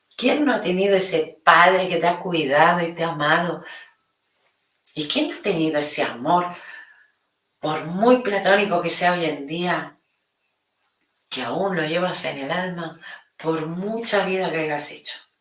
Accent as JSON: {"language": "Spanish", "region": "Catalonia", "country": "Spain", "said": "mi Cataluña"}